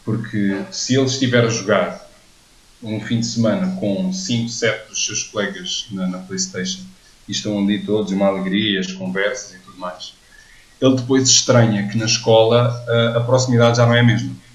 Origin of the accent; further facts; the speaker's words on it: Odivelas, Portugal; eu não vivo muito longe de onde eu cresci, em Anivelas